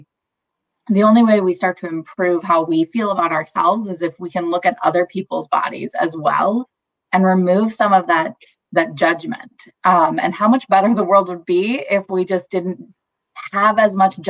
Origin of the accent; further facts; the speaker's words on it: Wisconsin, United States; I'm from Wisconsin. I've been in Wisconsin my whole life